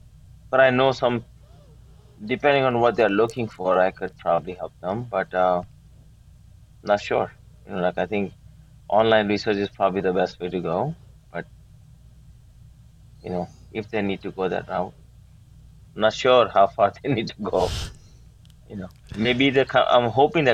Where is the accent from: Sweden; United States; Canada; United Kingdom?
United States; Maryland; also born or lived in India; Grew up here in Maryland